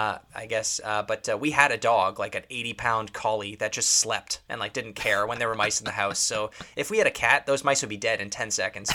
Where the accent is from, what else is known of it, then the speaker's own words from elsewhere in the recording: Canada; as being a Canadian